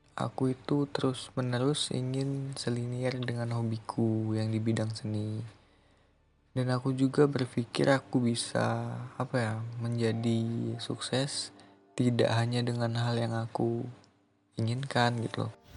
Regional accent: Lampung, Indonesia; moved away as an adult; Saya memang dari Lampung, asal saya dari Lampung

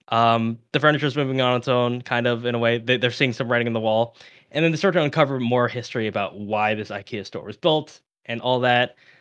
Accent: United States; I'm American

